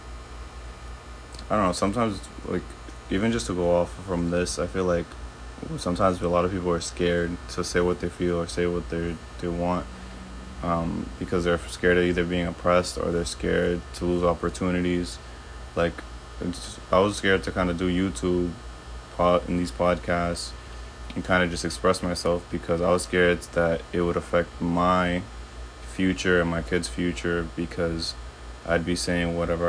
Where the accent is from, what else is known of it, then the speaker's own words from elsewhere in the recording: United States; growing up in America